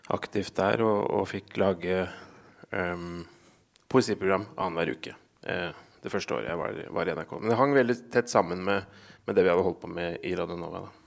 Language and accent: Norwegian; Gjøvik, Innlandet, Norway; Jeg kommer jo fra Gjøvik-traktene.